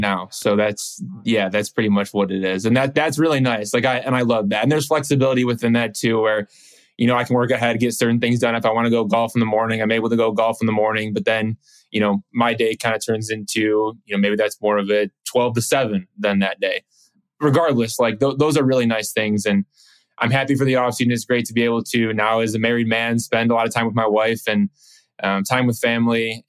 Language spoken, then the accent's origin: English; Detroit, Michigan, United States; me growing up in Detroit